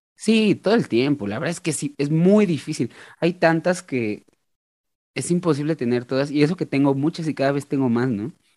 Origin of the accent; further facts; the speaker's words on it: Mexico; como mexicano